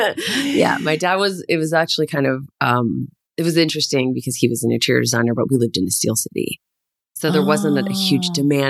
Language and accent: English; Hamilton, Ontario, Canada; I'm from Hamilton, Ontario. Born and raised. Born and raised.